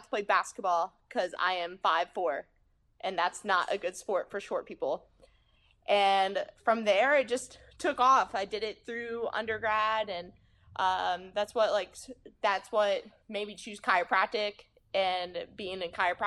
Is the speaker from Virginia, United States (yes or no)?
yes; Southern Virginia, United States; I grew up in Southern Virginia. So everybody has the country twang